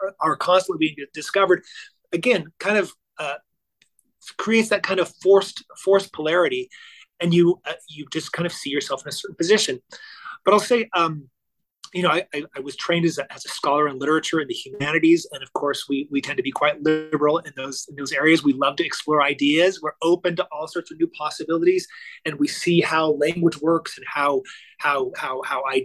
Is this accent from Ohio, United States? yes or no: no; Orange County, California, United States; I grew up in Orange County, California in the 1980s.